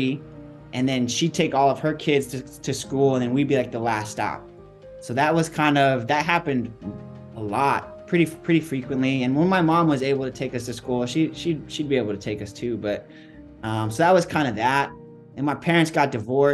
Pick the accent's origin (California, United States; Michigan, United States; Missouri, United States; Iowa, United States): California, United States; San Diego; I grew up in East County. So kind of away from all the beaches, grew up in a little community called Spring Valley